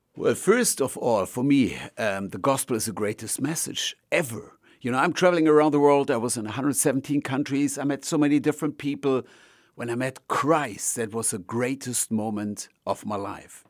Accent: Germany; I'm from Germany

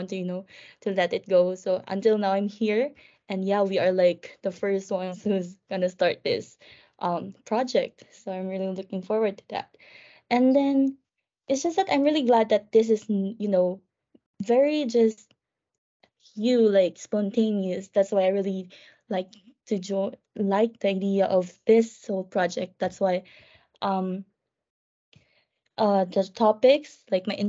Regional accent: Philippines; moved away as an adult; now in London, United Kingdom; I'm from the Philippines, so I am an international student

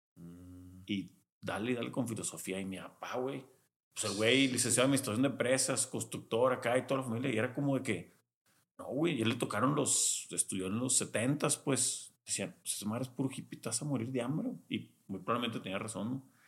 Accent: Culiacán, Sinaloa, Mexico; yo nací en Culiacán toda mi infancia en Culiacán

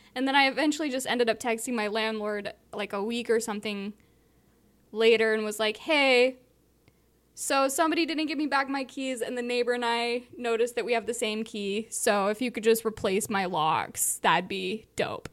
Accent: Southern California, United States; where I grew up in Southern California, I had tons of friends where I grew up

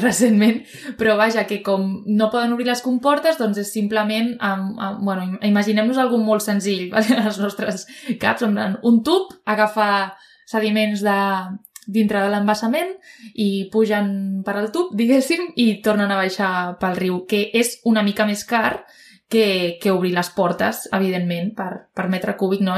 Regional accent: Province of Tarragona, Catalonia, Spain; sóc de Terres de l'Ebre, però sóc de la província

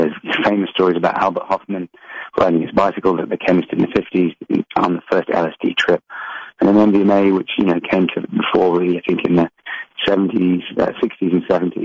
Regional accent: England, United Kingdom; I grew up in England

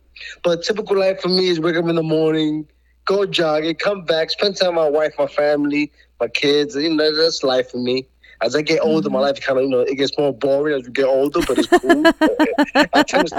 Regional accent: New York City, New York, United States; I was raised in New York City. I'm a New Yorker.

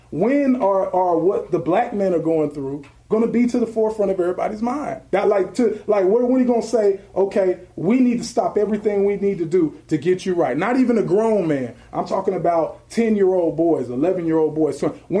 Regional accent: California, United States; I'm from California.

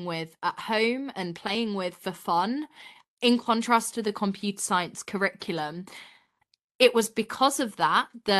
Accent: Yorkshire and the Humber, United Kingdom; I'm based in Yorkshire in England. So up north in the countryside, such a beautiful area to grow up

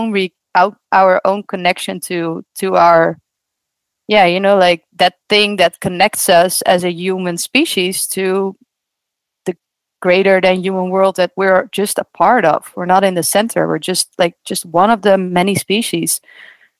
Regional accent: Netherlands; I grew up in the Netherlands

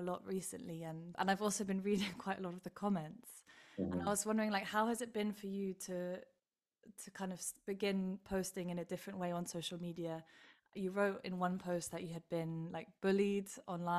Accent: England, United Kingdom; as an English person

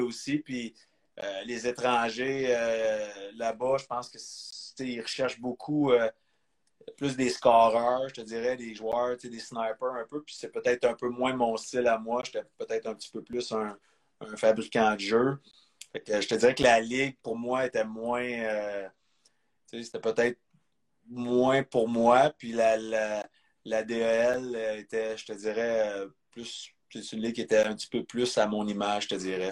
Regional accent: Quebec, Canada; en tant que Québécois

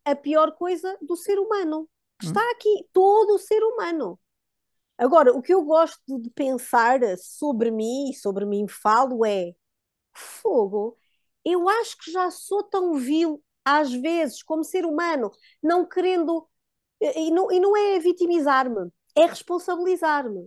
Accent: Diocese of Guarda, Centro, Portugal; moved away; also born or lived in Coimbra; nós somos da Diocese da Guarda. Na altura já vivíamos em Coimbra, mas tínhamos ainda alguma ação na nossa, que foi sempre a nossa Diocese, de berço

